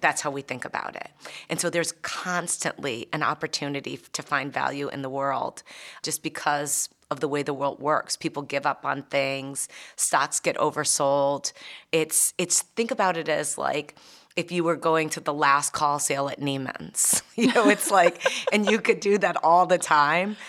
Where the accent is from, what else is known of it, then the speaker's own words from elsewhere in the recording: United States; being an American